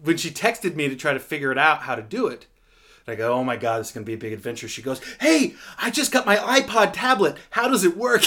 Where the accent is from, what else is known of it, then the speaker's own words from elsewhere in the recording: Seattle, Washington, United States; being from Seattle